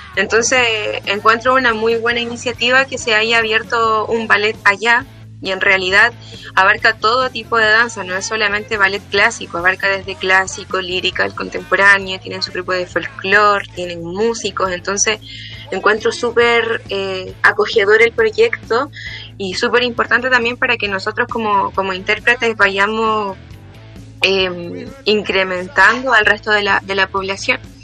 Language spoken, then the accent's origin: Spanish; Antofagasta, Chile; moved away as an adult; now in Santiago, Chile; estudié aquí en Antofagasta, en el Liceo Domingo Herrera Rivera, y en el año 2018 me mudé a la ciudad de Santiago